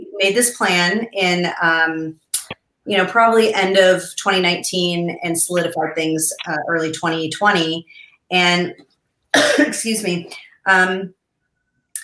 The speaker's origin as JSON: {"language": "English", "region": "Colorado", "country": "United States", "said": "we're from Colorado"}